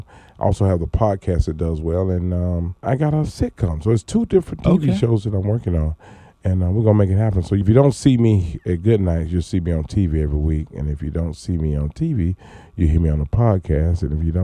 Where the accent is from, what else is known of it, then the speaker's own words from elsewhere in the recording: Atlanta, Georgia, United States; I grew up in Atlanta, Georgia.